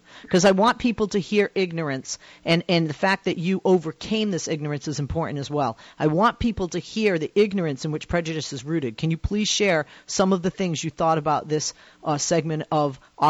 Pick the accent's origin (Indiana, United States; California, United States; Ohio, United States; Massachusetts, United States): Massachusetts, United States; Boston; I grew up in Boston